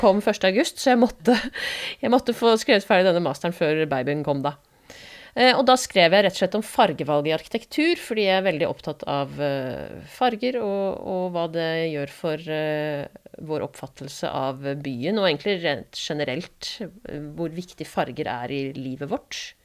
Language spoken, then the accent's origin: Norwegian; Asker, Akershus, Norway; moved away as an adult; now in Bergen, Norway